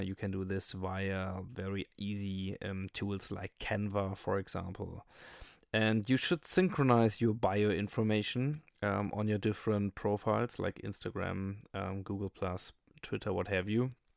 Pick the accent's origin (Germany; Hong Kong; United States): Germany; I'm from Germany